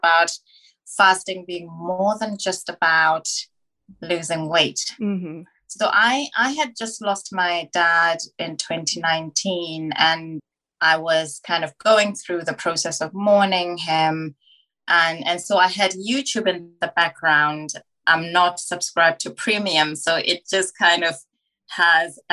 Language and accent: English; Botswana; now in London, United Kingdom; I was born into poverty in Africa, in Botswana. I was born in the early 80s when Botswana was still kind of up and coming. So being born in rural Africa